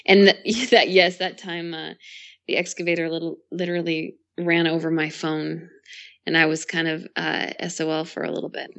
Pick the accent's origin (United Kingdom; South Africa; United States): United States; Boise, Idaho; also born or lived in California; I am born and raised in Idaho. Um, started out in a small town right outside of Boise and moved into Boise when I was a little bit older